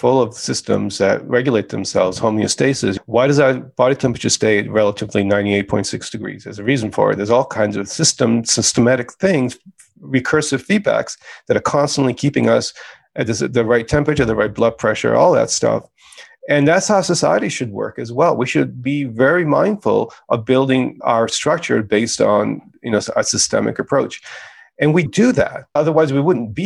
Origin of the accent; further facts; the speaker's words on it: United States; being an immigrant was a powerful experience growing up in America